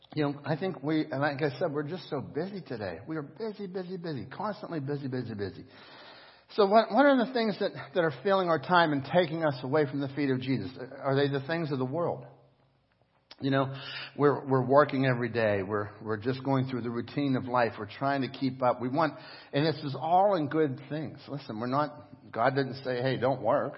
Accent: United States; as an American

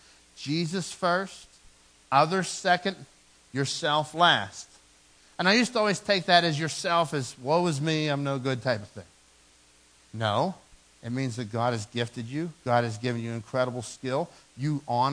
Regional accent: Dormont, Pennsylvania, United States; I came from Dormont, and I had a small yard in Dormont where I grew up.

